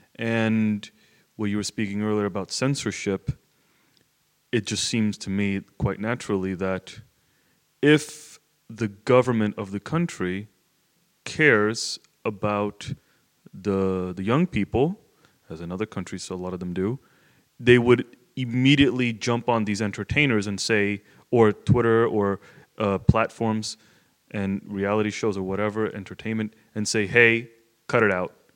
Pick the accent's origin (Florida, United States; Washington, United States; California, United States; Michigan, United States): Florida, United States; South; I grew up in Florida, which is a very rowdy state